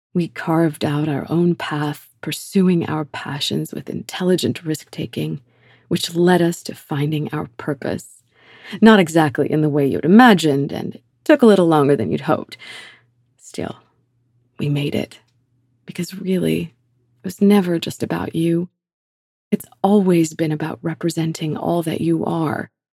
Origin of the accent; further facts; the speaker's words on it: Canada; such a valuable piece of being Canadian specifically, 'cause it is truly unique to our country